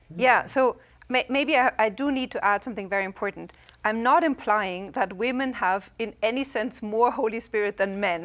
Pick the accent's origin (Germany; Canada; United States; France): Germany; English is a second language; moved away; I'm from Germany